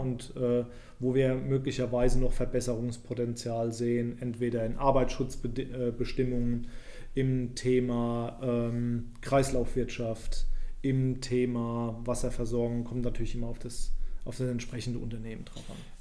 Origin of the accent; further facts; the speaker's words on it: Rhineland-Palatinate, Germany; moved away; ich komme ursprünglich aus der Pfalz